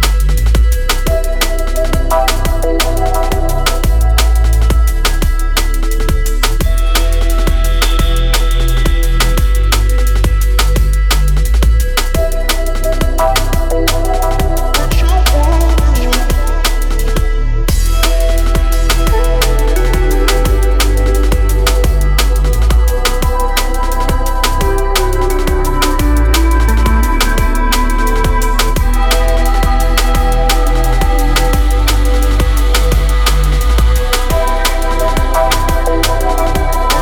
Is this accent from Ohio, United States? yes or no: no; Pittsburgh, Pennsylvania, United States; I'm from Pittsburgh